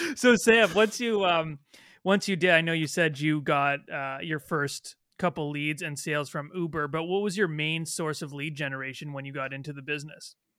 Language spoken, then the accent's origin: English; Toronto, Ontario, Canada; I'm Canadian, I'm from Toronto